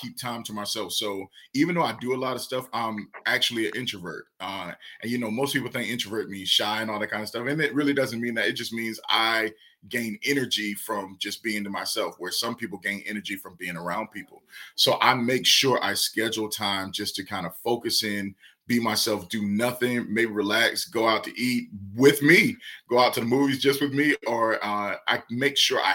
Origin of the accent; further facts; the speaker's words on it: Savannah, Georgia, United States; I'm from Savannah, Georgia, and there was this street called Whitaker Street where the pastor I grew up under